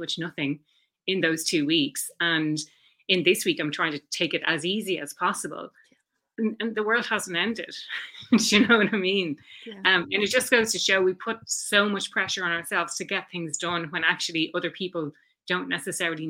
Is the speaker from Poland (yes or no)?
no; Dublin, Leinster, Ireland; also born or lived in Frankfurt, Germany / Barcelona, Spain / Chicago, United States / London, United Kingdom; So I'm from Dublin originally, and still living here now, or back living here now